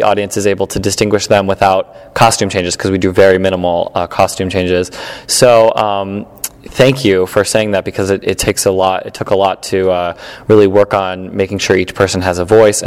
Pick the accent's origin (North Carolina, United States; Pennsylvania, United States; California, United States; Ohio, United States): Ohio, United States; Elyria; moved away as an adult; also born or lived in Ithaca, New York / Chicago, Illinois; now in New York, United States; I grew up in Elyria, Ohio. It's a small suburb outside of Cleveland, Ohio.